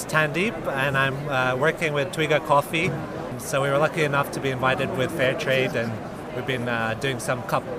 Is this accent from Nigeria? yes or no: no; Kenya; I grew up around coffee. I'm originally from Kenya, so we grew up around some like coffee farms.